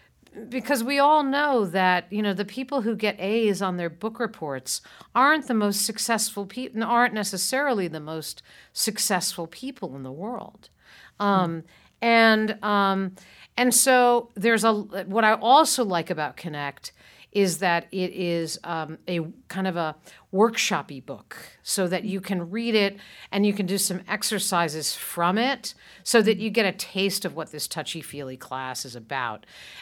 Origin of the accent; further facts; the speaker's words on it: Montclair, New Jersey, United States; who lives here in my hometown of Montclair, New Jersey